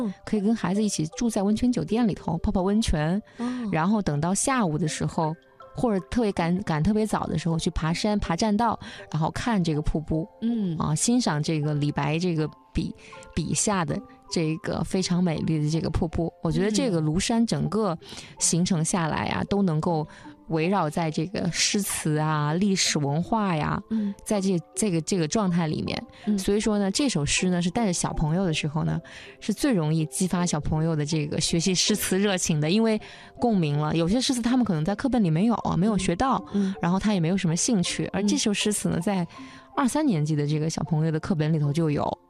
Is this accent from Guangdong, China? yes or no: no; Wuhan, Hubei, China; 也是我的老家。